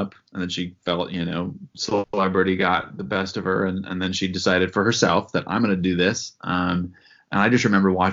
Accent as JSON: {"language": "English", "region": "Iowa", "country": "United States", "tie": "born or raised there", "also_born_or_lived": "New York City", "said": "I grew up in Iowa"}